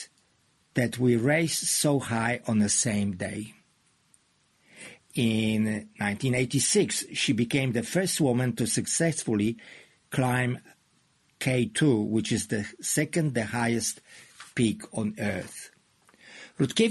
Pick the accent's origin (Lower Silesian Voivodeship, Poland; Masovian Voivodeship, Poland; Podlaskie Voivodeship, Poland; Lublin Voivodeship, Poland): Lower Silesian Voivodeship, Poland; Wrocław; now in New Zealand; which is my hometown, but it's a town in southern Poland